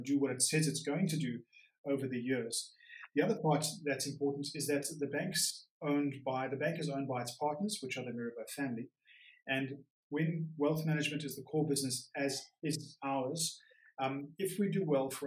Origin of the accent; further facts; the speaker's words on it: South Africa; moved away as an adult; now in Geneva, Switzerland; I am from South Africa. I did university and school there